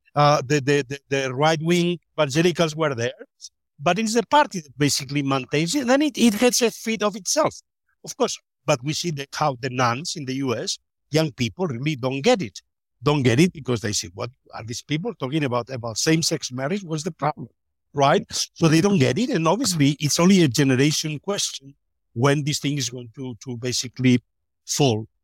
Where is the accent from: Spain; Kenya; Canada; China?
Spain; moved away as an adult; also born or lived in Innsbruck; I grew up in Francos, Spain